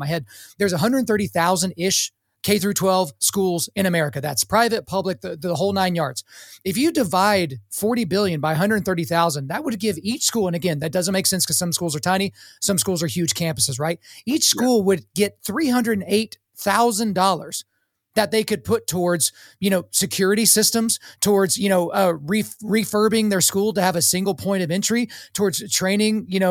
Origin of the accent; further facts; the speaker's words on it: Oklahoma, United States; growing up in Oklahoma